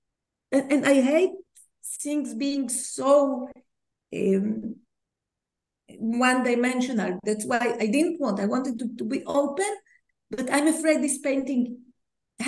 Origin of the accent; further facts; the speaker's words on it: Tel Aviv, Tel Aviv District, Israel; English is a second language; growing up as a kid in Tel Aviv